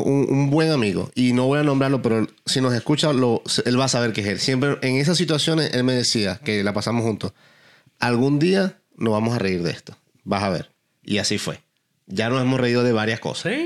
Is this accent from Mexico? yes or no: no; Venezuela; moved away as an adult; also born or lived in Dublin, Ireland; now in Texas, United States; cuando salí de Venezuela, cuando salí de Dublín, cuando llegué acá